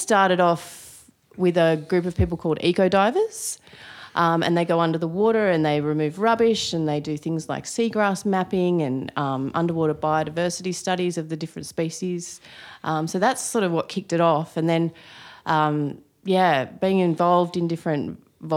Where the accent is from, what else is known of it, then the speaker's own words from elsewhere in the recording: Sydney, New South Wales, Australia; also born or lived in Northern Beaches, Sydney; I grew up on in the North Shore, yeah, Sydney.